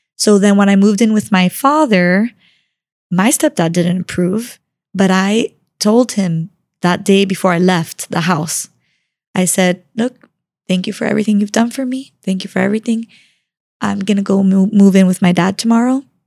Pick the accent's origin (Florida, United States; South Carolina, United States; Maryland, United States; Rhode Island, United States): Florida, United States; Miami; I grew up in Miami, born and raised